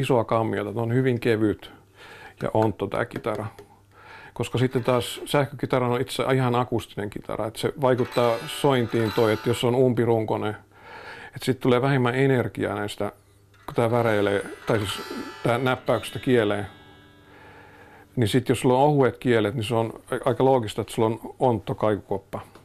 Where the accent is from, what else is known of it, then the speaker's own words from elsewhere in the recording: Finland; mä oon Suomesta